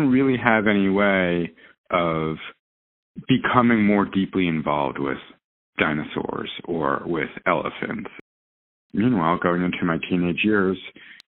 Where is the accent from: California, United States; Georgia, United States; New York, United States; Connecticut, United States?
New York, United States; New York City; now in New Jersey, United States; I grew up in New York City, pure 100% city kid